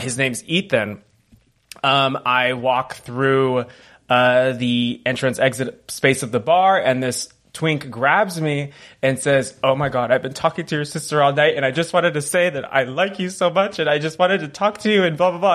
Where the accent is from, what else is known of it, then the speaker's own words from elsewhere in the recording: California, United States; I'm a Californian